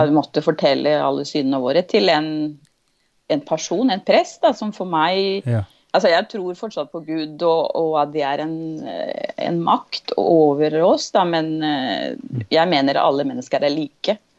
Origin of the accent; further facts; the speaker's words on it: Andes, Venezuela; Norwegian is a second language; now in Drammen, Norway; jeg er født og oppvokst i Venezuela.